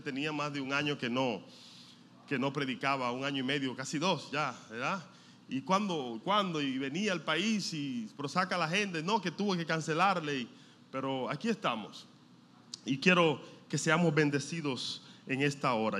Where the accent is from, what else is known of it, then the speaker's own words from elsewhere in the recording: Dominican Republic; nosotros somos dominicanos, el dominicano a todo le quita o le pone